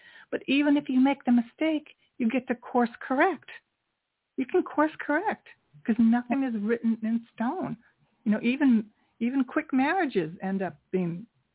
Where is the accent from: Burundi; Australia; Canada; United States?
United States; New York; I'm from New York too